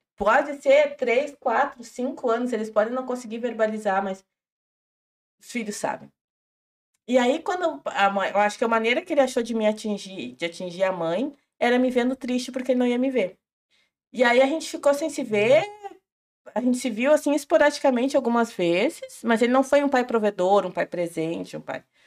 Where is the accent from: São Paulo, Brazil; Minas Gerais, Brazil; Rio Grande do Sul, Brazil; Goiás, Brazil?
Rio Grande do Sul, Brazil; General Câmara, then Porto Alegre metropolitan region, interior of; also born or lived in Charrua; Eu nasci em General Câmara e tenho familiares em Minas do Leão